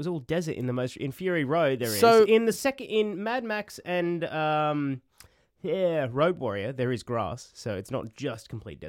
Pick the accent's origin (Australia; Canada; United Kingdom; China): Australia; Queensland; born or raised there; now in Sydney, Australia